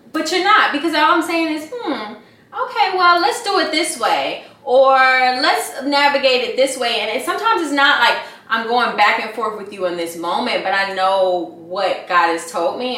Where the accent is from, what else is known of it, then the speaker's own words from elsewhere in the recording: Atlanta, Georgia, United States; moved away as an adult; now in Los Angeles, United States; I'm from Atlanta. I'm from Atlanta. Both of my family, my whole entire family, both sides of my family, Grady babies